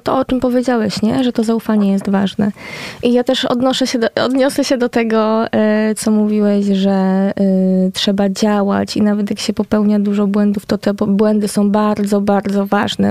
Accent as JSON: {"language": "Polish", "region": "West Pomeranian Voivodeship", "country": "Poland", "said": "ja nie jestem e, poznanianką rodowitą, że tak powiem, tak, e, więc łączę się z państwem z Pomorza Zachodniego"}